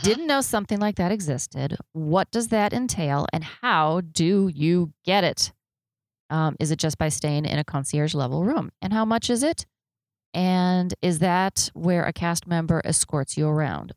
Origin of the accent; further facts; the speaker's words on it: Chicago, Illinois, United States; I grew up in Chicago, and north of Chicago is a little town called Gurnee, Illinois